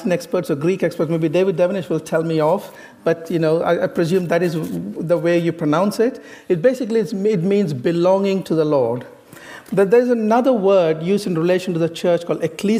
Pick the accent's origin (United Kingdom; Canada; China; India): India; moved away; I originally came from the east to the west. I come from India.